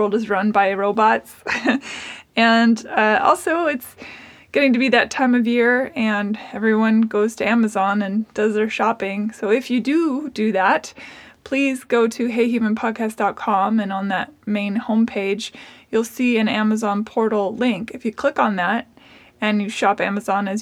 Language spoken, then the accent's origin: English; Seattle, Washington, United States; now in Nashville, United States; Originally, I was born in Seattle